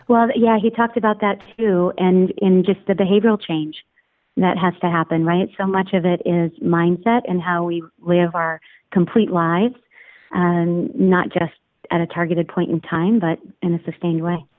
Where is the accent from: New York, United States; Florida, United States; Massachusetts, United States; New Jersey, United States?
Massachusetts, United States; Boston; I was from the Boston area, where Irish pride was just you know sort of in our blood.